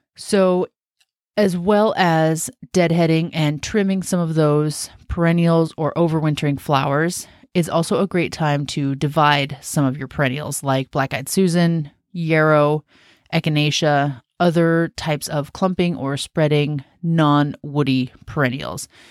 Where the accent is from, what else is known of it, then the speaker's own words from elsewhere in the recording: Washington, United States; moved away as an adult; I grew up in Washington State